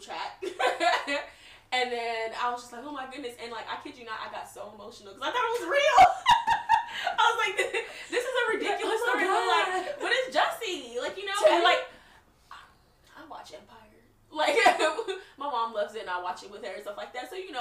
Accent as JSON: {"language": "English", "country": "Nigeria", "moved": "yes", "lives_now": "United States", "said": "We're Nigerian, we're millennials, we're immigrants, but we're also American."}